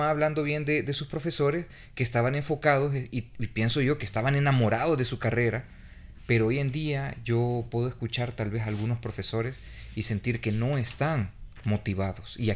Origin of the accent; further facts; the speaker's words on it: El Salvador; Todos somos salvadoreños